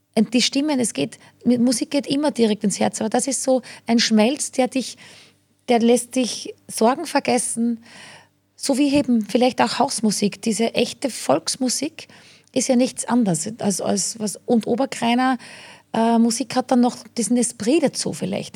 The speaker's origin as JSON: {"language": "German", "region": "rural Lower Austria", "country": "Austria", "tie": "born or raised there", "moved": "yes", "lives_now": "Vienna, Austria", "said": "als kleines Landei"}